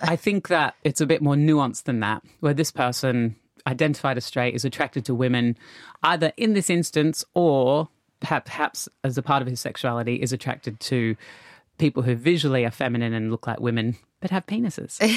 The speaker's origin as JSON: {"language": "English", "country": "Australia", "tie": "born or raised there", "said": "growing up in Australia"}